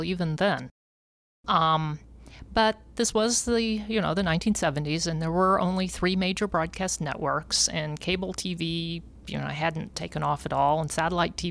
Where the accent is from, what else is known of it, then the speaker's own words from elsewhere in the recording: Jefferson City, Missouri, United States; my hometown, Jefferson City, Missouri